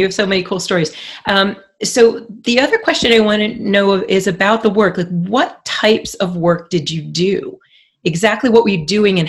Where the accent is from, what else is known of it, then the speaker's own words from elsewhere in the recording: California, United States; I'm from Orange County.